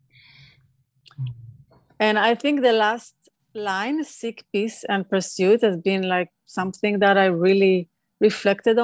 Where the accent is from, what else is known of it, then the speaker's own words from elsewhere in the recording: Israel; moved away as an adult; now in California, United States; Growing up in Israel